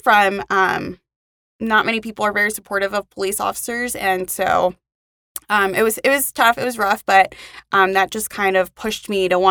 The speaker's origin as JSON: {"language": "English", "region": "Maryland", "country": "United States", "moved": "as an adult", "lives_now": "Utah, United States", "said": "And I recently moved to Utah about 5 months ago. So I'm originally from Maryland."}